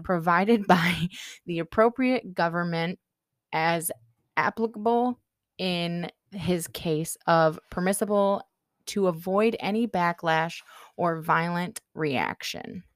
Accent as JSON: {"language": "English", "country": "United States", "accent": "American", "said": "pardon my American accent"}